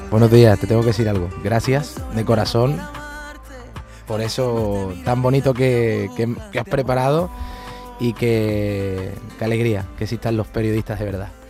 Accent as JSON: {"language": "Spanish", "town": "Palma del Río", "region": "Andalusia", "country": "Spain", "tie": "born or raised there", "moved": "yes", "said": "el de mi pueblo"}